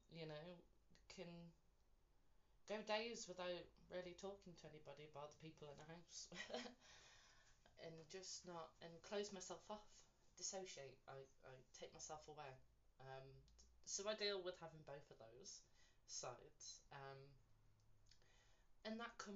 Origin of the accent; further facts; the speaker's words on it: West Midlands, United Kingdom; I was born in England, the West Midlands to be more, to be precise.